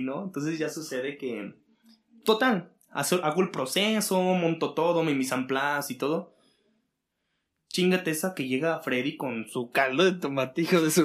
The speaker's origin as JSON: {"language": "Spanish", "region": "Aguascalientes", "country": "Mexico", "said": "vengo de aquí de Aguascalientes, donde es un clima como más fresquecito"}